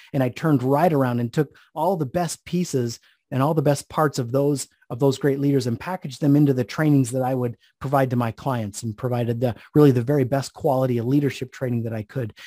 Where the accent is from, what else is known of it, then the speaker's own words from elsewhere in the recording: Idaho, United States; moved away as an adult; also born or lived in Orlando, Florida; I moved back to my home state of Idaho